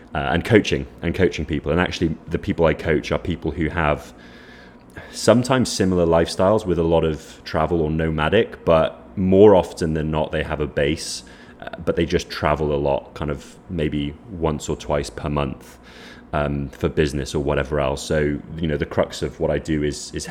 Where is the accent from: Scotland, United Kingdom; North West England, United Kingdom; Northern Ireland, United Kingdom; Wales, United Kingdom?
Wales, United Kingdom; now in Lisbon, Portugal; I grew up in Wales